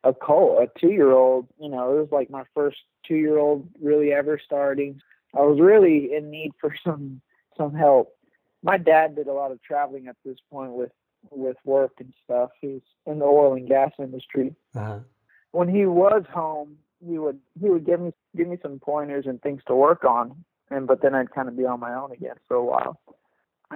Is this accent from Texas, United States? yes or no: yes; South Texas, United States; I grew up just here in Texas, South